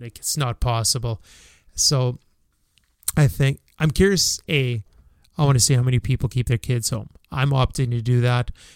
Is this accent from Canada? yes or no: yes; Canada; as a Canadian